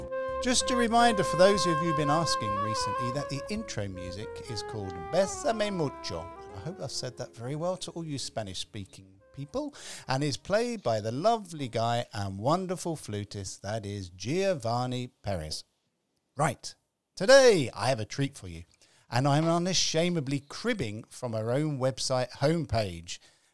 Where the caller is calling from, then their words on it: London, United Kingdom; I'm calling from London.